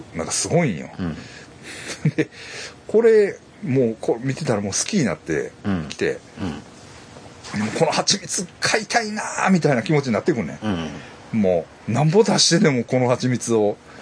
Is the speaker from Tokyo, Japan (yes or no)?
no; Kobe, Hyogo, Japan; 僕神戸です